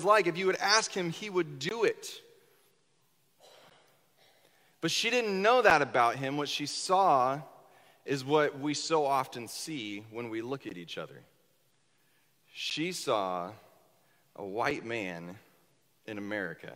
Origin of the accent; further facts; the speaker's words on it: Northwest Kansas, United States; moved away as an adult; also born or lived in Southern Indiana; now in Indiana, United States; I grew up in Northwest Kansas